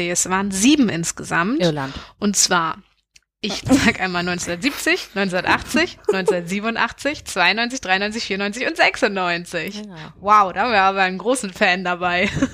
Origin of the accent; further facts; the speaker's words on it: near Schwerin, Mecklenburg-Vorpommern, Germany; ich bin aufgewachsen in der Nähe von Schwerin